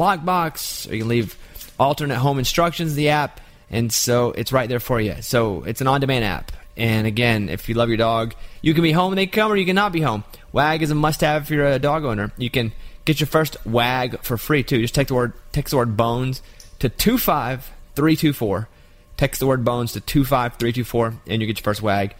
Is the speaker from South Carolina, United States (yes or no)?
no; Arkansas, United States; I'm from Arkansas